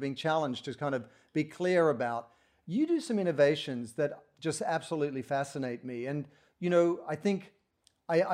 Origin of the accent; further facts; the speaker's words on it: Sydney, New South Wales, Australia; moved away as an adult; also born or lived in Portland, Oregon; now in United States; I grew up in Australia in Sydney